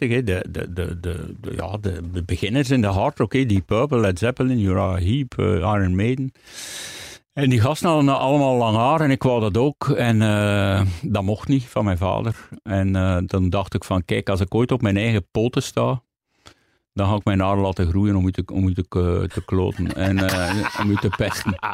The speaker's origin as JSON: {"language": "Dutch", "town": "Hamme", "region": "Flanders", "country": "Belgium", "tie": "born or raised there", "said": "In Hamme. Dat is tussen, tussen Gent en, eh, en, Antwerpen eigenlijk."}